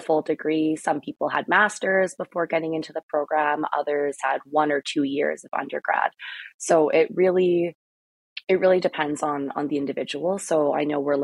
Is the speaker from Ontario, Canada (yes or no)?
yes; Thunder Bay, Ontario, Canada; moved away as an adult; also born or lived in Edmonton; I'm from Thunder Bay originally